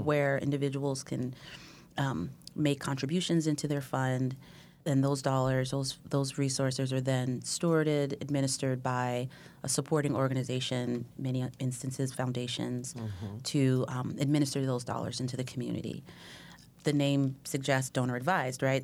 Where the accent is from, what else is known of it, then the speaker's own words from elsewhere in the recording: Oakland, California, United States; moved away as an adult; also born or lived in New Jersey; now in Sacramento, United States; I grew up in Oakland